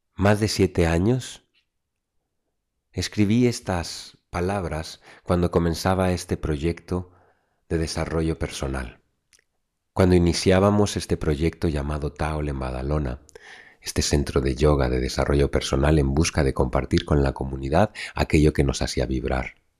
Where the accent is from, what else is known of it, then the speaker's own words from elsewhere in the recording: Mexico; moved away; Poder reencontrarme con mi México querido en este 2024 y volver a mis tradiciones, a mis raíces que noto rotas en cierta manera después de tantos años de no viajar a mi casa, a mi tierra, a mis raíces